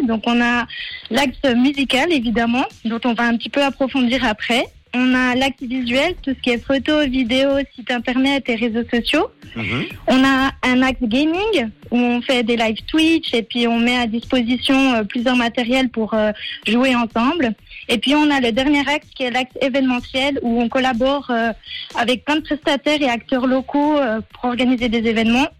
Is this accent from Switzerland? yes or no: yes; Delémont, Jura, Switzerland; Je viens du canton du Jura et plus précisément de Delémont